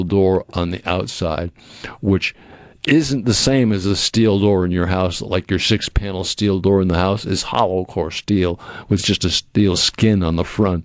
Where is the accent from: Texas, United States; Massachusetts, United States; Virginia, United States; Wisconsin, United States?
Massachusetts, United States; Cape Cod; moved away; I can't think of a better place to grow up than where I grew up on the Cape, because it was a small town.